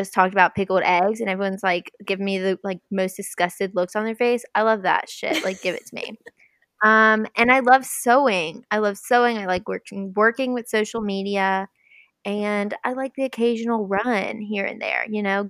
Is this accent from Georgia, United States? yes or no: yes; South Georgia, United States; I am from South Georgia. I went to school with Allie.